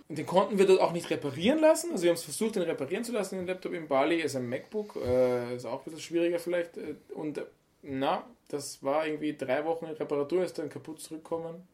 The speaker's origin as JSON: {"language": "German", "region": "Vienna", "country": "Austria", "moved": "yes", "said": "wir kommen ja aus der Stadt, aus Wien"}